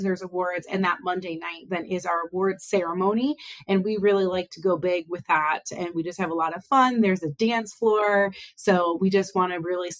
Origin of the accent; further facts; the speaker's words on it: Northeast Ohio, United States; also born or lived in Athens, Ohio / Akron, Ohio / Cleveland, Ohio; I've lived in Northeast Ohio pretty much my whole life.